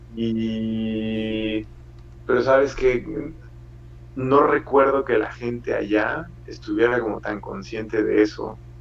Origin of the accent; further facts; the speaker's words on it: Mexico; moved away as an adult; also born or lived in Italy / Seville, Spain; now in Ireland; soy mexicano